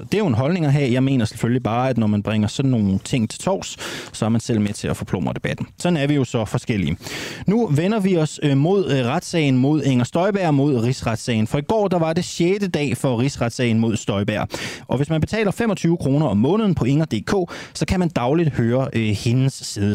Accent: Randers, Central Denmark Region, Denmark; vi skal tur til min hjemby, vi skal en tur til min fødeby, vi skal til Randers

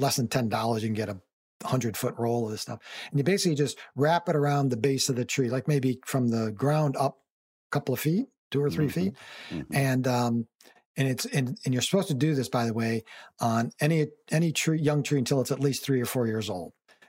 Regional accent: Connecticut, United States; When I was a much younger man, I moved to Miami from Connecticut. I'd never been anywhere near the South

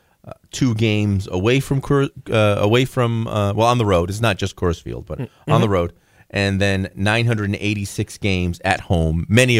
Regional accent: New England, United States; obviously you and I were raised in New England and Red Sox fans

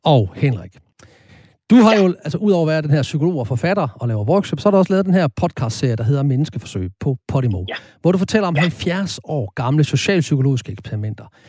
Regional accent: Horsens, Central Denmark Region, Denmark; kommer jeg jo født og opvokset i Horsens

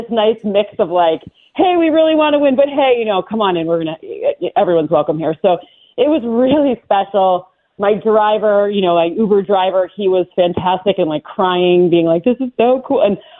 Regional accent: Michigan, United States; And I can say that because I'm from Michigan.

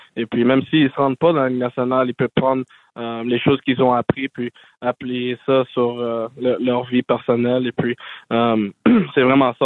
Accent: Montreal, Quebec, Canada; ma ville natale à Montréal ici

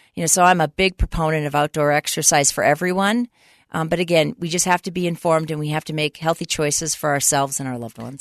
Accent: Minnesota, United States; moved away as an adult; now in Utah, United States; I grew up in Minnesota

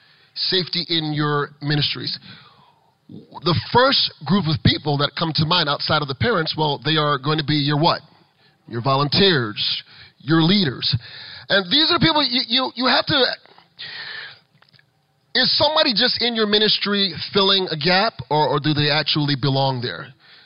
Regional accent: Florida, United States; you heard that I'm the guy from South Florida, you're going, why is the guy from South Florida teaching us how to be safe during the pandemic?

